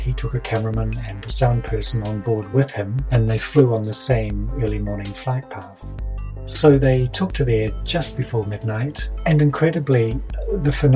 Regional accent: Kaikoura region, Canterbury, New Zealand; not only did I grow up in the region that was famous for the Kaikoura UFOs, but my hometown and surrounds

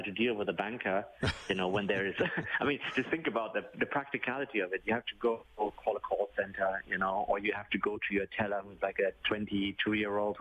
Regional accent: Ontario, Canada; I'm from Ontario

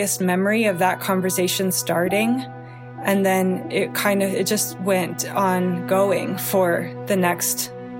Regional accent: Wheaton, Illinois, United States; now in Blue Ridge Mountains, United States; I grew up in the Chicago suburbs.

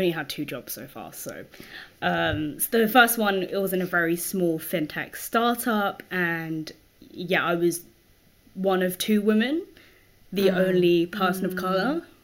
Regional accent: London, United Kingdom; also born or lived in Bath; I grew up in like Wembley, so like Wembley Stadium.

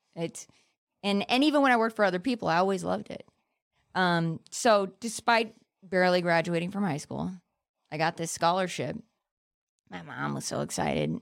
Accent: Palmdale, California, United States; I grew up in Palmdale, which is, like, the desert ghetto

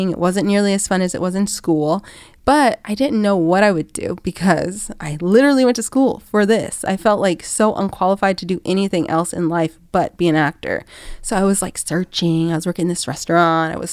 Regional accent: Atlanta, Georgia, United States; I'm from Atlanta, Georgia.

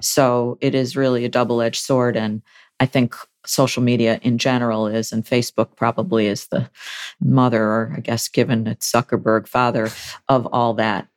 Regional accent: Buffalo, New York, United States; editor of the Buffalo News, which is my hometown daily.

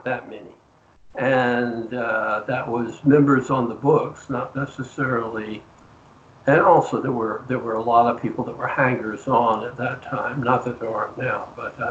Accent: Deep South, United States; I was raised in the Deep South, so I used to go to the... Oral Roberts tent meetings

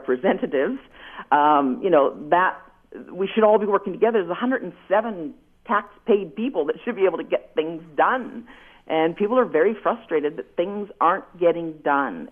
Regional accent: Wainfleet, Ontario, Canada; I'm from Waynflete. I live in Waynflete

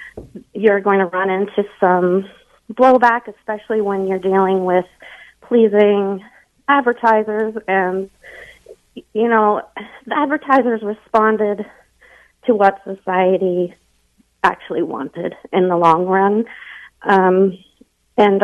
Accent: the South, United States; I'm from the South

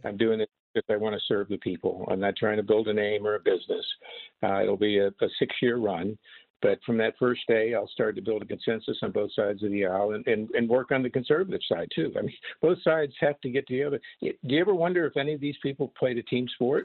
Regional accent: Florida, United States; also born or lived in New York; now in California, United States; growing up in Florida in spring training.

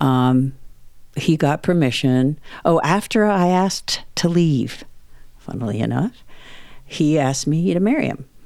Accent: Greenwich, Connecticut, United States; I grew up in the Connecticut countryside

